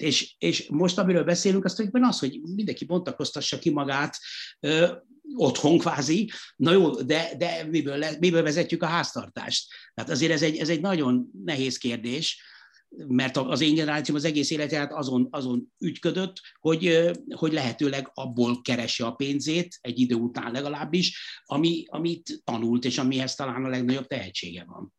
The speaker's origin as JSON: {"language": "Hungarian", "country": "Hungary", "tie": "born or raised there", "said": "itt Magyarországon abszolút nem, nem úgy nevelkedtem"}